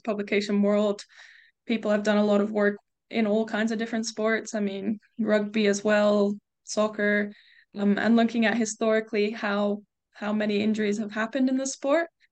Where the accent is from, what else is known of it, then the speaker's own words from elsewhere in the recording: United States; moved away as an adult; also born or lived in England; now in United Kingdom; I grew up in the States